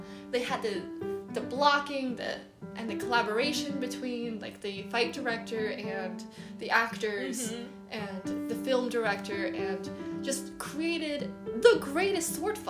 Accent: United States; It's because we're American

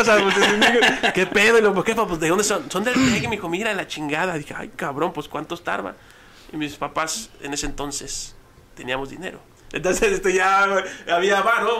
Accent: Ciudad Juárez, Chihuahua, Mexico; soy de la República de las Torres

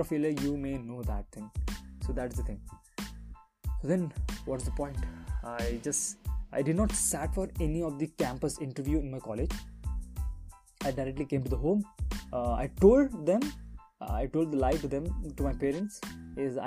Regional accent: India; as per Indian mentality, we are still stuck to do a job

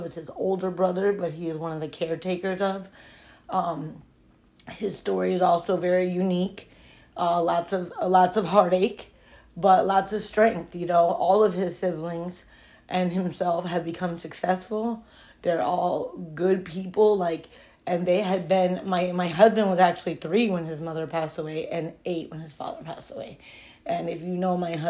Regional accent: Broward County, Florida, United States; now in Miami, United States; I grew up in Broward County

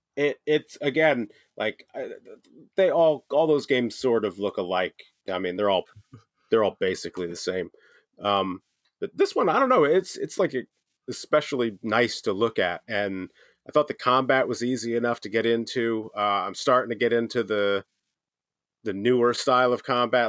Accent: United States; as an American

